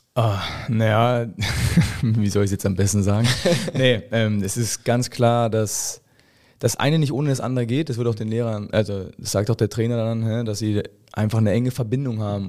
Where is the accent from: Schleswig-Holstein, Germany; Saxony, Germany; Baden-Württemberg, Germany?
Saxony, Germany; Hoyerswerda; ich bin in Hoyerswerda geboren